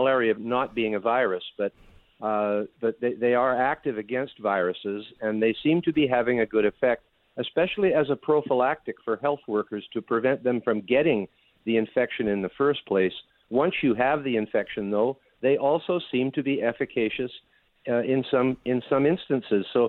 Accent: Canada; I'm from Canada

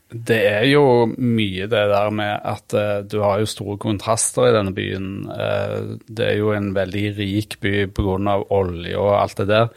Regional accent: Randaberg, Rogaland, Norway; egentlig Randaberg, da. Det er jo rett utenfor Stavanger

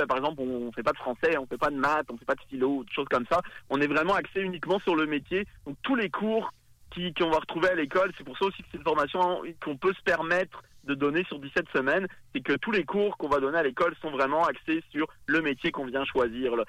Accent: France; accent: French; moved away as an adult; now in Quebec City, Canada; On l'entend à mon accent, évidemment. Moi, je, je, viens de France, je suis français

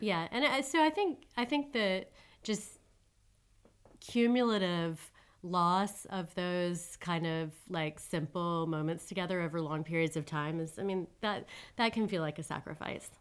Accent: United States; moved away as an adult; also born or lived in Switzerland; now in Paris, France; I'm an American citizen, and I'm a French citizen now, too

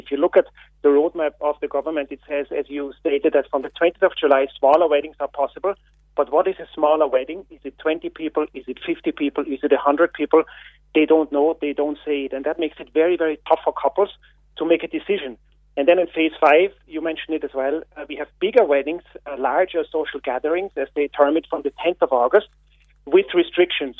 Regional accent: Austria; now in Ireland; I'm not a local. You can hear my accent. I'm from Austria

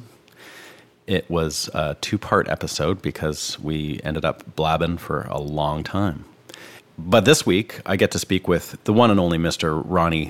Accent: Canada; moved away as an adult; now in Nashville, United States; I'm a Canadian guitarist, songwriter, producer, and engineer, and I've been living and working here in Nashville for the last 4 years

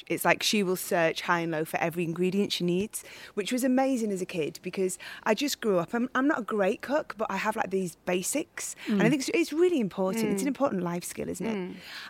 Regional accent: Widnes, North West England, United Kingdom; moved away; I'm from, we're just outside Liverpool, a place called Widnes. I grew up, which is just in between Liverpool and Manchester.

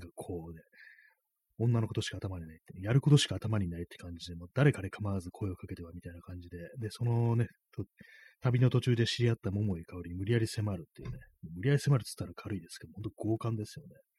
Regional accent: Japan; この国に生まれ育って

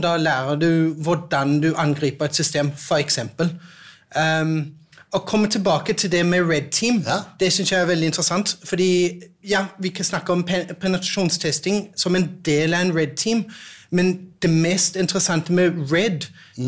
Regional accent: Denmark; Norwegian is a second language; now in Norway; jeg er dansk

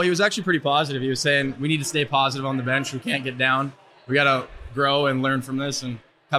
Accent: Ontario, Canada; I'm from Iron Prairie, Ontario, Canada.

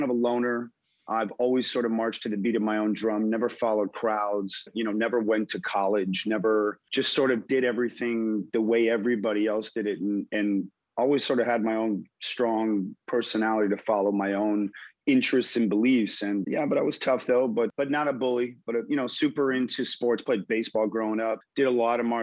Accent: United States; also born or lived in Montreal, Canada / Miami, Florida / Los Angeles, California / Israel; I was born in Montreal, Canada. Whole family's Canadian. And moved to the U.S. when I was like two. I grew up in Miami until about the age of nine. Moved to Los Angeles and then graduated from Beverly Hills High School.

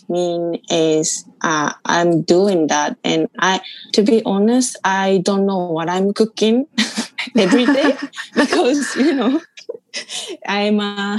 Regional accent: Japan; born or raised there; moved away

